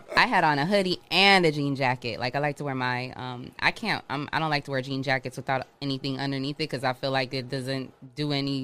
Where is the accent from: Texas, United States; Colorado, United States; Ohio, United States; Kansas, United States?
Ohio, United States; also born or lived in Michigan; I grew up in Ohio. I'm originally from Michigan, but I grew up in Ohio